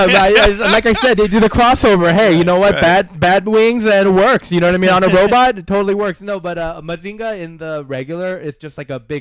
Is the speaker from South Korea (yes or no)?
yes; South Korea; moved away; I remember when I was growing up in Korea, because I'm from there